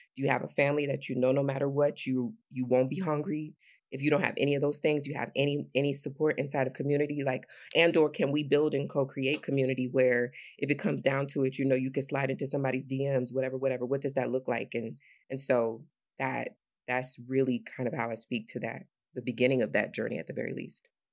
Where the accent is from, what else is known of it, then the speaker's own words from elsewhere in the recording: Sandusky, Ohio, United States; I'm from Sandusky, Ohio, which is this predominantly white, when I was growing up, predominantly white